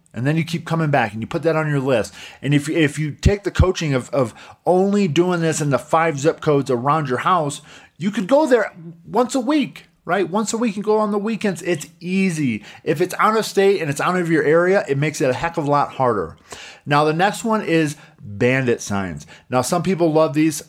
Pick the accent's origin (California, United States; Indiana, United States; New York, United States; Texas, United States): Indiana, United States; Coutts; moved away; a small little town like my hometown in Coutts, Indiana